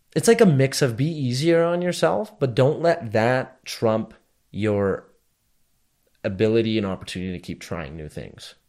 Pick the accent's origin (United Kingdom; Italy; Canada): Canada; I'm just as Canadian as I am Indian. Probably more so Canadian than I'm Indian